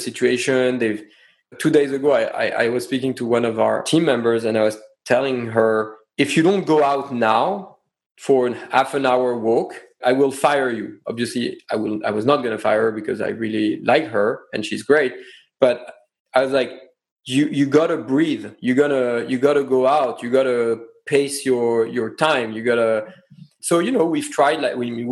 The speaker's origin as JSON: {"language": "English", "country": "France", "accent": "French", "second_language": "English", "moved": "yes", "said": "my French accent"}